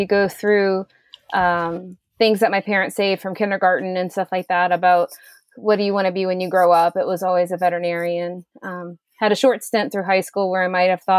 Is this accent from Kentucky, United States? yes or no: no; Leesburg, Virginia, United States; I was born in Leesburg, Virginia, in Loudon County